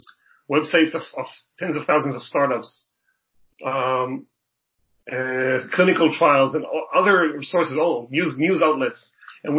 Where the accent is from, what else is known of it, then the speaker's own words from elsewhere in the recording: Israel; moved away as an adult; now in Toronto, Canada; I was born and raised in Israel